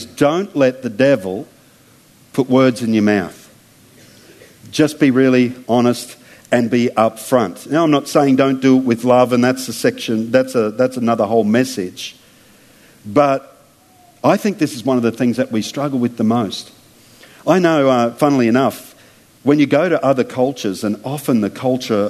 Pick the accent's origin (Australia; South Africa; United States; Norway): Australia; as an Aussie